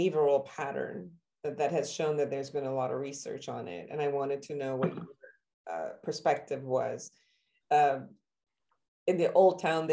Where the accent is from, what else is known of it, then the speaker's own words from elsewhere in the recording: Iran; moved away; originally I'm from Iran